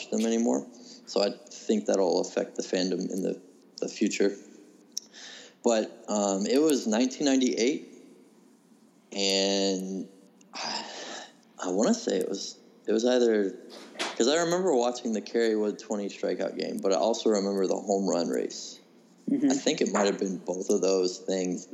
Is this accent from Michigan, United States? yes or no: no; northwestern Florida, United States; I grew up in a small town in northwestern Florida